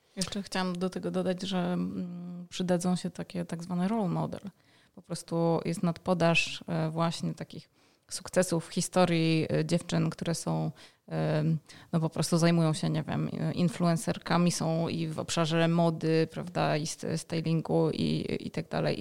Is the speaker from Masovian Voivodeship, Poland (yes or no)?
yes; Warsaw, Masovian Voivodeship, Poland; jestem z Warszawy